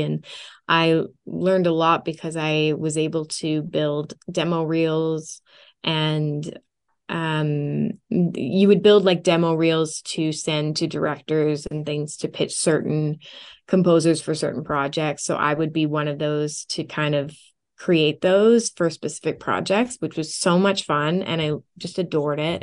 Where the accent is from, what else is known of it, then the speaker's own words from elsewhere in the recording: Canada; also born or lived in Orange County, United States; my dream studio here, uh, in my hometown